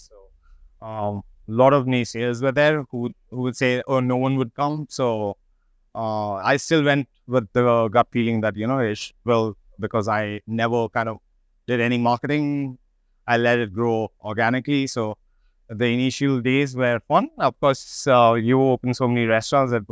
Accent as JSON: {"language": "English", "country": "India", "said": "decided that I'll write to a few restaurants which I like in uh, Denmark, and I just wrote, \"Hey, I'm from India. I'd like to come and.\""}